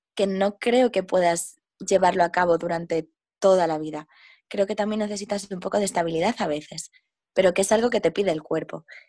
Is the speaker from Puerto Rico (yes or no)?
no; A Coruña, Galicia, Spain; moved away as an adult; also born or lived in Madrid / England / Jamaica / India; yo soy de, mm, de Coruña, que está en Galicia, en el norte de España, y pues es una ciudad bastante pequeña. Y estuve aquí hasta que tenía 18 años